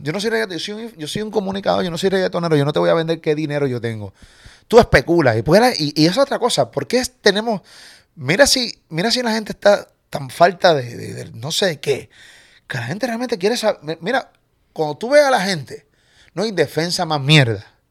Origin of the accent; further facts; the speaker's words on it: Puerto Rico; accent: boricua; yo soy puertorriqueño.